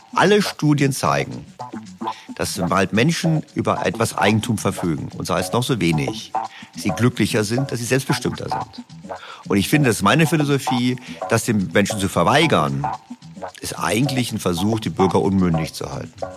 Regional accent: Berlin, Germany; ich komme aus Berlin

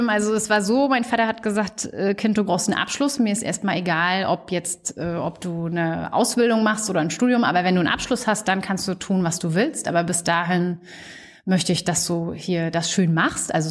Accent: Mecklenburg-Vorpommern, Germany; bitte auch MacPom. Also dann gehe ich jetzt nicht mehr irgendwo anders hin. Dann möchte ich wieder meine Heimat zurück.

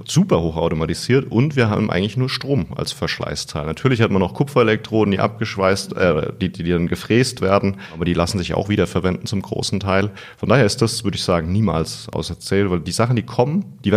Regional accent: Odenwald, Germany; ich komme hier aus der Region und ich weiß auch, wie wichtig die Firma Bosch quasi hier immer gewesen ist.

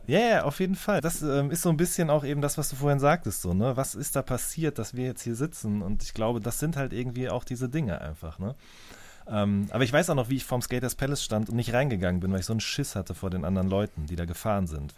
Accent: Hagen, North Rhine-Westphalia, Germany; ich bin in Hagen groß geworden in Nordrhein-Westfalen

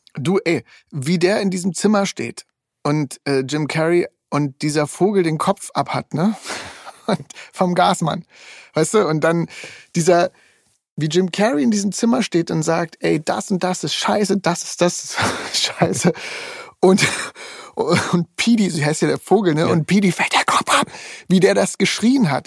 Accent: East Germany, Germany; ich komme aus dem Osten

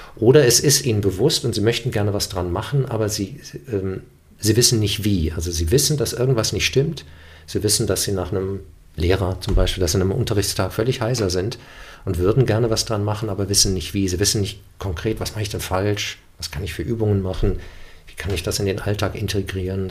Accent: Germany; first language German; ich bin Deutscher, ich bin mit dieser Sprache aufgewachsen und das ist meine Heimatsprache

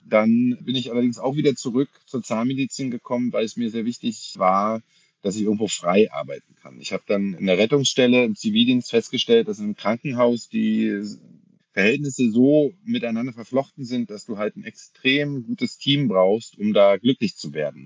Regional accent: Berlin, Germany; ich komme aus Berlin bin hier geboren, habe hier studiert und wohne immer noch hier

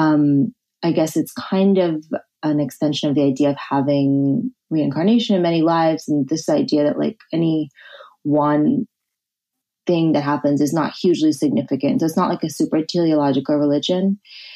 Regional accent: New Jersey, United States; born or raised there; now in New York, United States

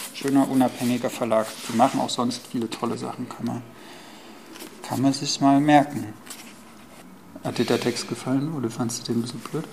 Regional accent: East Germany, Germany; auch Deutsche, der in Ostdeutschland aufgewachsen ist

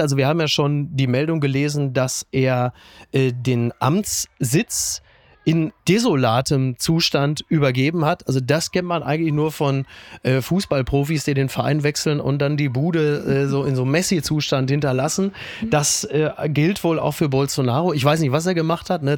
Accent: Castrop-Rauxel, North Rhine-Westphalia, Germany; Kassrum Auxel, da komme ich auch her

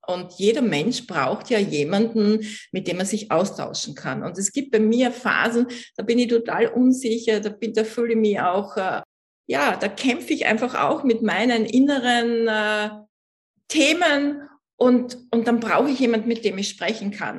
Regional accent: Vienna, Austria; ich komme aus Österreich, das kann man ja unschwer überhören. Ich bin in Wien geboren

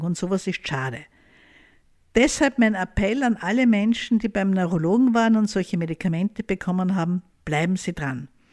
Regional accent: Austria; bei uns in Österreich

